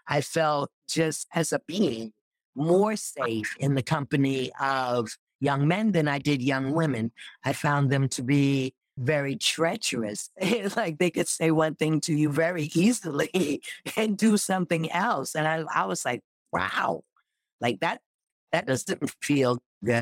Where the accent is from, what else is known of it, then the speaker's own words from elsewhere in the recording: New York City, New York, United States; I grew up in Rochdale Village in New York